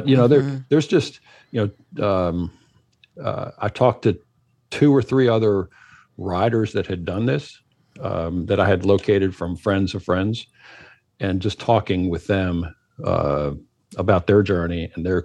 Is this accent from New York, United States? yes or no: no; Minnesota, United States; moved away; I am originally from Minnesota